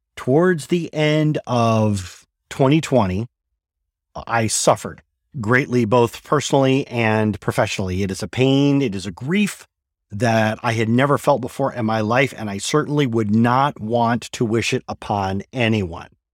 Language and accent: English; Michigan, United States; born or raised there; moved away